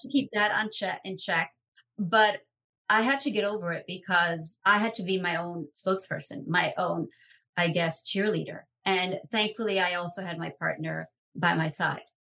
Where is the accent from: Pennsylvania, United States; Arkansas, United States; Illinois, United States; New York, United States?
New York, United States; New York City; I grew up in New York City